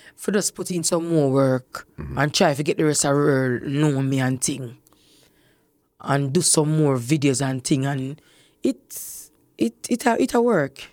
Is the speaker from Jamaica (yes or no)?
yes; Kingston, Jamaica; I grew up in Fletcher's Land.